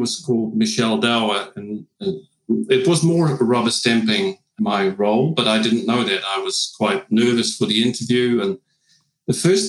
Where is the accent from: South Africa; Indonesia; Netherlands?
Netherlands; Friesland; English is a second language; moved away as an adult; now in New Zealand; I was born and raised in Friesland, which is a separate province in the northern part of the Netherlands, on a dairy farm.